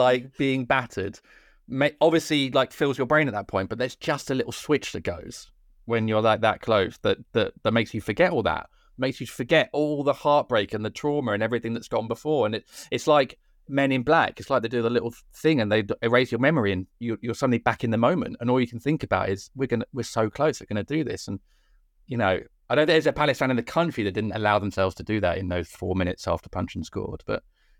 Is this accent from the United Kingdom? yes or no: no; Cork, Munster, Ireland; accent: Cork; as a proud Irishman, which I'm sure you can tell from my thick Cork accent